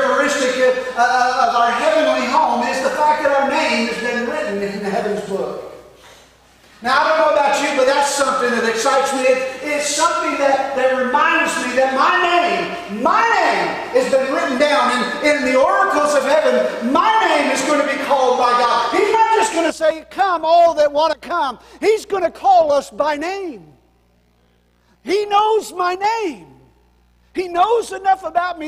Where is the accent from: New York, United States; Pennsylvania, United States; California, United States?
New York, United States; born or raised there; moved away